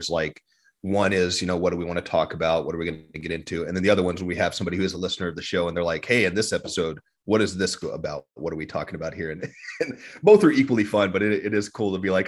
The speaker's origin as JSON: {"language": "English", "area": "Ogallala Aquifer area", "region": "Great Plains", "country": "United States", "tie": "born or raised there", "said": "Matthew and I grew up around the Ogallala Aquifer"}